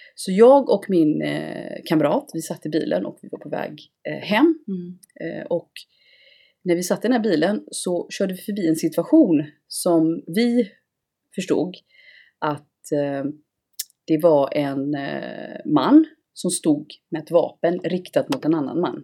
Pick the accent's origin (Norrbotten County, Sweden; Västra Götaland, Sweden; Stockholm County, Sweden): Västra Götaland, Sweden; Gothenburg; jag är från Göteborg.